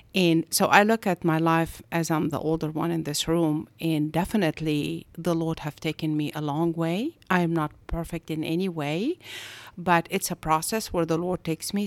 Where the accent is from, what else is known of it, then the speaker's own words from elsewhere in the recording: Egypt; moved away as an adult; also born or lived in Augusta, Georgia; now in United States; I am originally from Egypt, and I came to the States in ninety-one